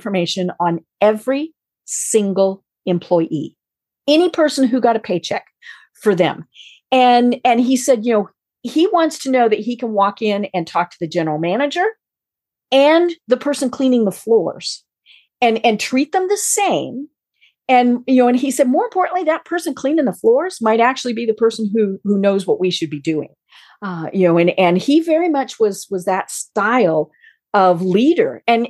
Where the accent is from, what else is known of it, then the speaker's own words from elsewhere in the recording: Colorado, United States; moved away; also born or lived in Atlanta; You know, I am from Colorado.